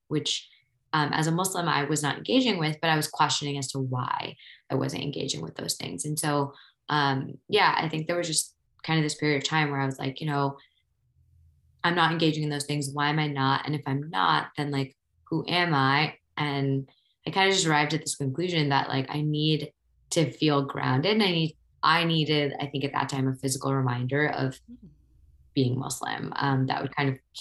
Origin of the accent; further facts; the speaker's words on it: Ohio, United States; moved away as an adult; also born or lived in New York; I grew up in Ohio